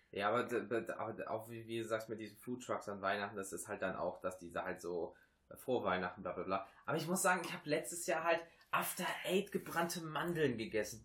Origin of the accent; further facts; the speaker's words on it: Rhineland, Germany; bei uns im Rheinland